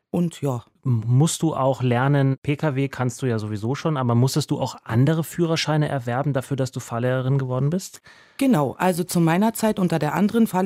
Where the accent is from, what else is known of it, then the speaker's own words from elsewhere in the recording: Berlin, Germany; ich komme auch aus Neukölln.